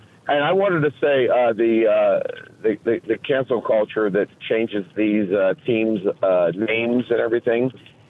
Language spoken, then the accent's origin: English; Pittsburgh, Pennsylvania, United States; I'm from Pittsburgh